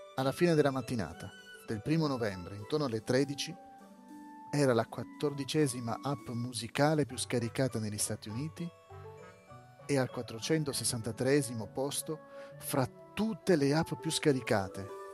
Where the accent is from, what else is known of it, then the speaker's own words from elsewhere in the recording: Italy; in Italia, mio paese natio, paese in cui vivo